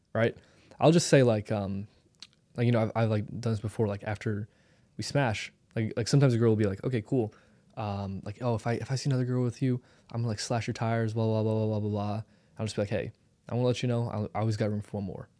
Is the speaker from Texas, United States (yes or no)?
no; St. Louis, Missouri, United States; I come from Saint Louis